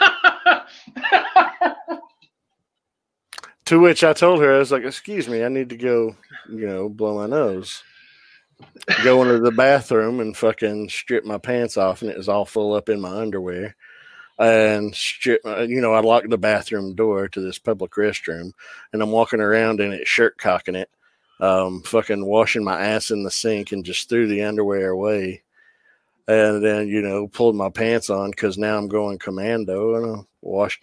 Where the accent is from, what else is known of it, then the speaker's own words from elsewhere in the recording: the Bible Belt, United States; I grew up in the Bible Belt.